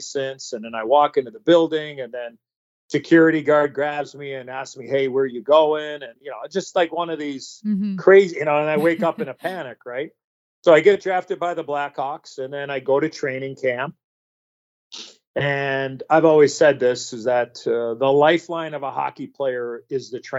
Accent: Chicago, Illinois, United States; I grew up in Chicago

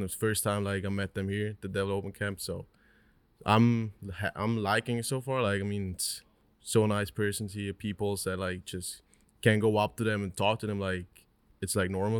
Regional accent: Switzerland; also born or lived in Newark, New Jersey; I grew up my whole life, my whole 19 years in Switzerland

